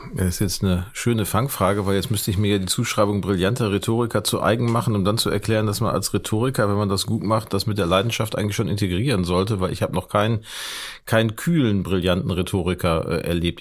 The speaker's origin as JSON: {"language": "German", "town": "Gelsenkirchen", "region": "North Rhine-Westphalia", "country": "Germany", "tie": "born or raised there", "moved": "as an adult", "lives_now": "Hamburg, Germany", "said": "in meiner Heimatstadt Gelsenkirchen"}